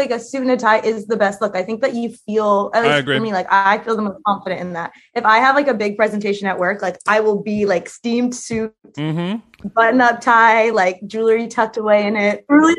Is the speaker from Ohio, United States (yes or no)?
no; Los Angeles, California, United States; moved away; Okay, I really grew up in Silver Lake, but Silver Lake now is hip.